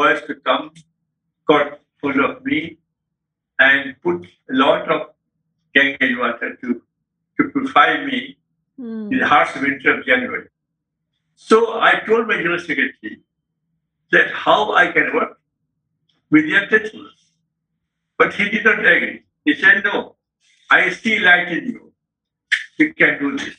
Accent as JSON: {"language": "English", "region": "Bihar", "country": "India", "said": "In Bihar, I'm from Bihar"}